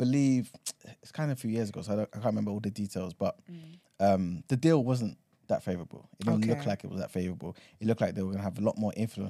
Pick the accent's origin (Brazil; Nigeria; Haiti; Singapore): Nigeria; Oh, 100%. Yeah, because I'm from Yoruba land. You know what I'm saying? My ancestry is there, isn't it?